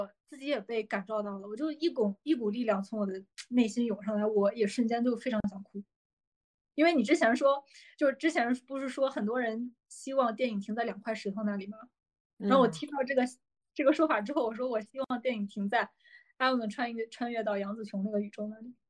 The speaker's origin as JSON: {"language": "Chinese", "country": "China", "said": "因为我们中国人比较在意内衣啊，什么鞋子、袜子啊，都跟我们其他的衣服要分开洗"}